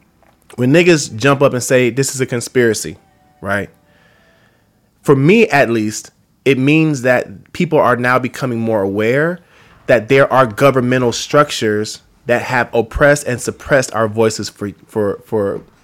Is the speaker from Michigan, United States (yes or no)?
no; Atlanta, Georgia, United States; moved away as an adult; now in Los Angeles, United States; I was born in Los Angeles, but I was raised in Atlanta. So I rep Atlanta, man, and I've had a very tumultuous, like, relationship to my duality. Like, I'm born out here, man, but I'm raised out there, but I live out here now, and I've been out here for 10 years